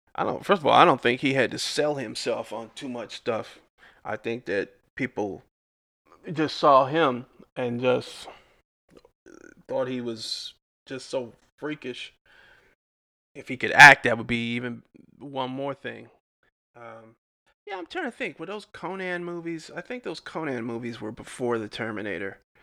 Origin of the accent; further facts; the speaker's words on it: Detroit, Michigan, United States; I'm from Detroit